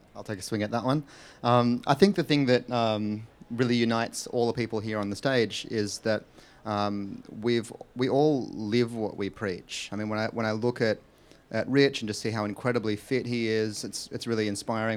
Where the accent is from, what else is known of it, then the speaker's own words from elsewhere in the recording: Australia; where I was born in Australia